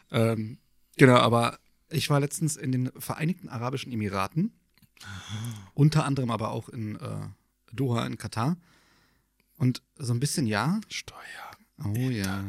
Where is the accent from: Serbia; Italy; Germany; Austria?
Germany; als Deutscher